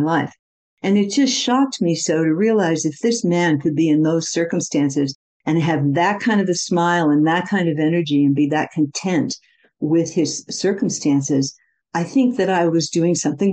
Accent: Midwest, United States; also born or lived in India; I come from the Midwest in America

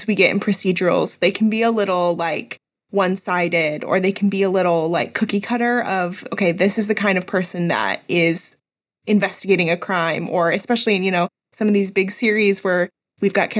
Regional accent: Midwest, United States; I'm from the Midwest

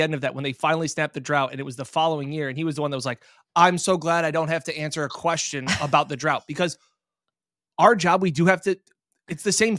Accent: Rochester, New York, United States; also born or lived in Fredonia, New York; I'm from Western New York area, grew up in Rochester, New York, and then went to school at Fredonia.

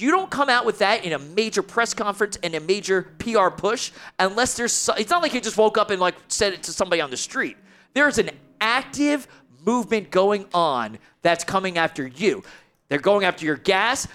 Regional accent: United States; I'm from New York, Jersey, the whole tri-state area thing

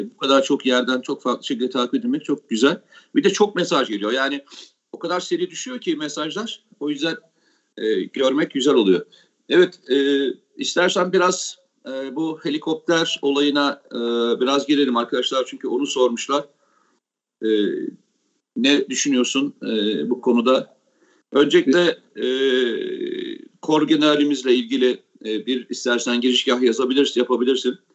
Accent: Samsun, Turkey; ben Samsunluyum

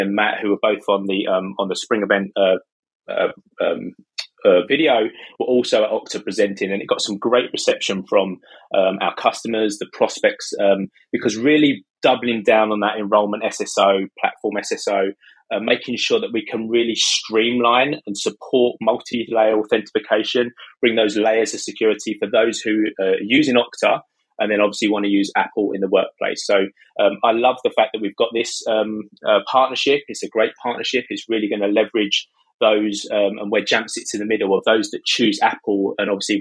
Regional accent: United Kingdom; accent: British; also born or lived in near London; As you can tell from my accent, I'm British. I live in the UK, just outside London

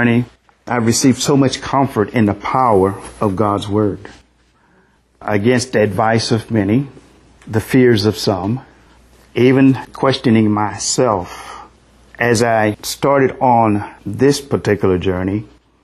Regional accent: Brazoria, Texas, United States; accent: southern; excuse my southern accent, but I'm from Brazoria

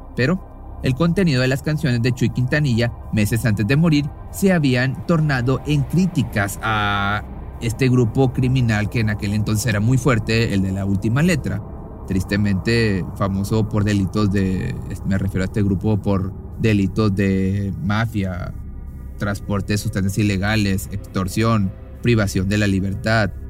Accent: Nuevo León, Mexico; un pueblito del estado de Nuevo León, de México, aquí de donde soy.

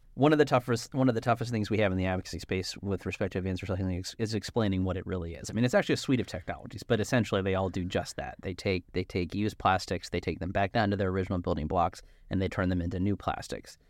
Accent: New Jersey, United States; also born or lived in Philadelphia; I'm from South Jersey

